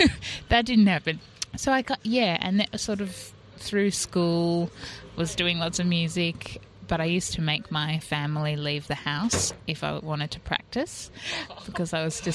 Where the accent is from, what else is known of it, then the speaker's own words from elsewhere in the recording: New South Wales, Australia; In Sydney, in Barara.